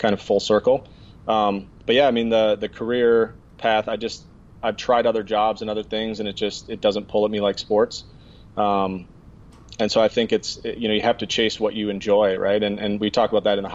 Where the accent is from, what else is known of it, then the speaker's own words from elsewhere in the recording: 90 miles from Wausau, Wisconsin, United States; moved away; So I worked in East Bay in marketing, which is in Wausau, Wisconsin, which is 90 miles from my hometown